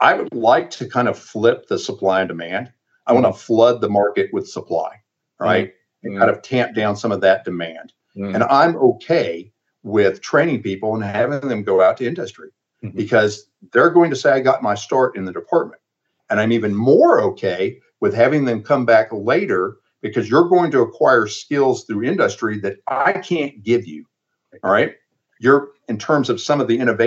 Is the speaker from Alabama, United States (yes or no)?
yes; Alabama, United States; moved away; we're both from Alabama